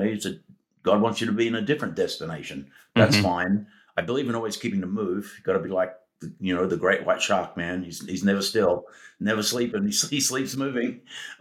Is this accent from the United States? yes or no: no; Australia; moved away; my, heritage of growing up in Australia